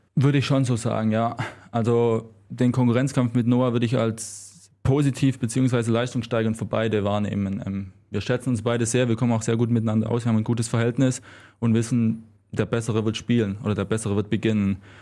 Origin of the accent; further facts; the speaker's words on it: Swabia, Baden-Württemberg, Germany; accent: Swabian; moved away; ich war oft auf meinen Dialekt angesprochen